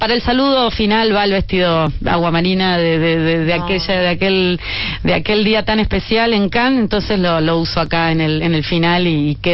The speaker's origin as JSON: {"language": "Spanish", "region": "Buenos Aires", "country": "Argentina", "said": "Yo creo que siempre a los que venimos de Buenos Aires"}